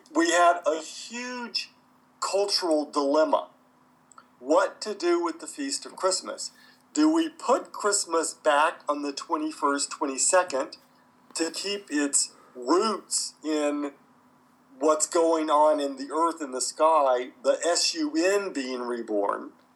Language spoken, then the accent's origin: English; United States; where I grew up in the United States